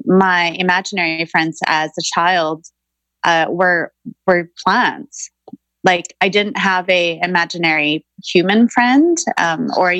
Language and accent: English; Vancouver, British Columbia, Canada; I grew up in Greater Vancouver in the 80s